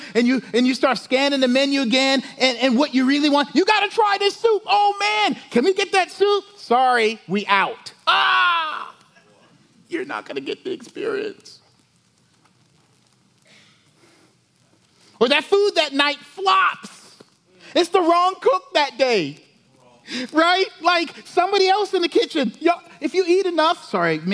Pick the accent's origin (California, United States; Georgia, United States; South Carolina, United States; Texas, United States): South Carolina, United States; moved away; I'm from South Carolina